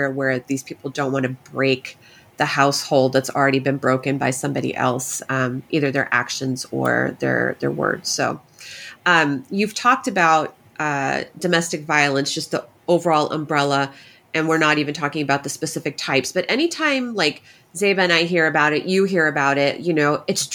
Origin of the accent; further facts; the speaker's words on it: Texas, United States; I'm also from Texas